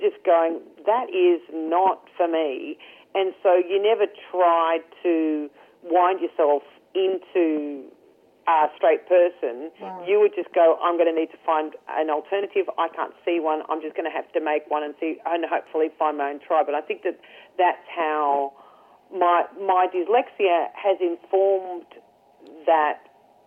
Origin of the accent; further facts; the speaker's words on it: Ireland; I'm Irish